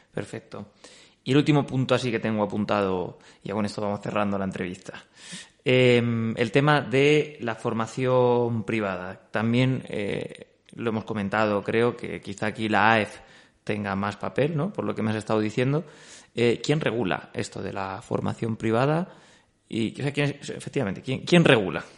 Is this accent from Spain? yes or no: yes; Castilla-La Mancha, Spain; siendo castellano manchego